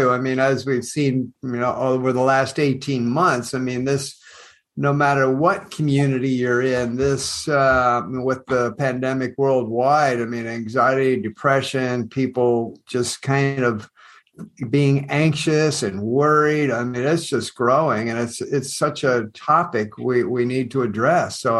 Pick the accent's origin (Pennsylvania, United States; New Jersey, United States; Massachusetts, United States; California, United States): Pennsylvania, United States; Lancaster County; now in New Zealand; born and raised in Lancaster County, Pennsylvania, the Amish